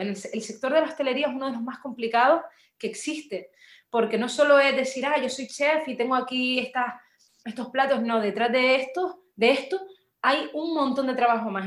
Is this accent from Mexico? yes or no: no; Las Palmas de Gran Canaria, Canary Islands, Spain; also born or lived in Burgos; yo nací en Las Palmas, de Gran Canaria, soy canaria como tú, de nacimiento